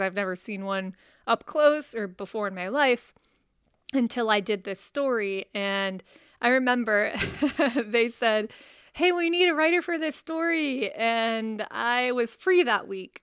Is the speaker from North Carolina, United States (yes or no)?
no; West Virginia, United States; moved away; I'm from West Virginia